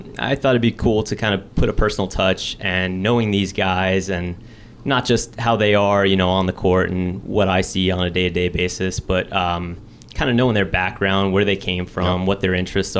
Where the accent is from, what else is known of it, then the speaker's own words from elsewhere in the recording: Fort Lauderdale, Florida, United States; I grew up in South Florida. I'm from Fort Lauderdale